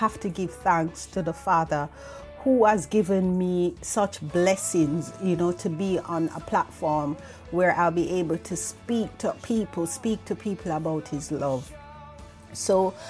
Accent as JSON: {"language": "English", "country": "Jamaica", "moved": "as an adult", "lives_now": "United Kingdom", "said": "I am from Jamaica. I'm not living in Jamaica anymore. I am living in the United Kingdom, and I moved here over 20 years ago."}